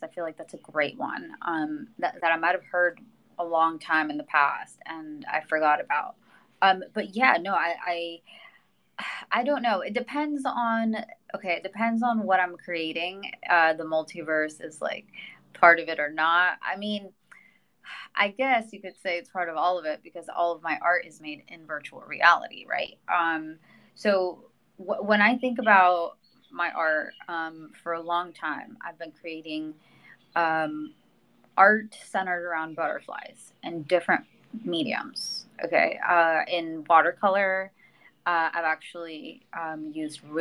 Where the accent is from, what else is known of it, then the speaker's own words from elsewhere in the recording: Mexico; I'm a Latina. I was born in Mexico